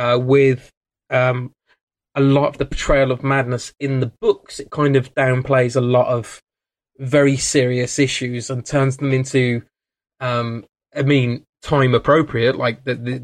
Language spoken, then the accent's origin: English; England, United Kingdom; as English people